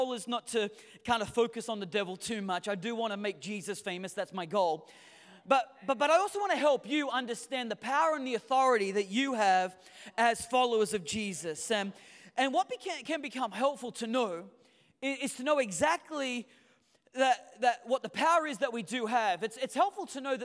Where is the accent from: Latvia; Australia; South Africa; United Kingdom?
Australia; Newcastle, New South Wales; moved away as an adult; now in United States; Being an Aussie, coming from Newcastle